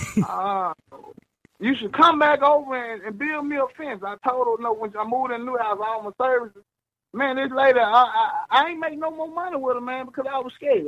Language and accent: English; Mississippi, United States; moved away; I'm from the country. I'm from Mississippi